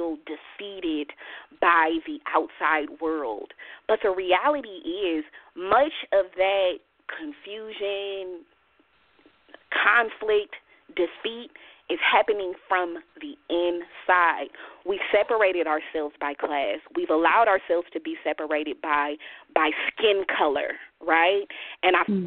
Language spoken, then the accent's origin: English; Oakland, California, United States; I grew up in West Oakland